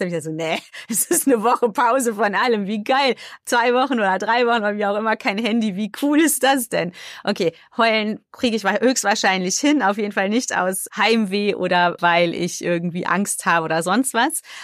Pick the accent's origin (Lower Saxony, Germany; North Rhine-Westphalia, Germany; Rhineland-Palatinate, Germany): North Rhine-Westphalia, Germany; Cologne; Ich bin ja eigentlich Kölnerin und wir Kölschen haben ja dieses Kölsche Grundgesetz